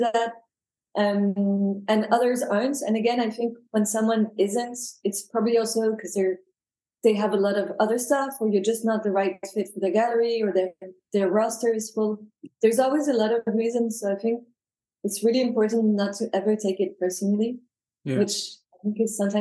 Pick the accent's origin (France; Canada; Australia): France; accent: French; first language French; English is a second language; also born or lived in United Kingdom; now in London, United Kingdom; I was born in the UK. But obviously you can hear from my accents that my mother tongue is French. I'm never going to get rid of the accent, I think.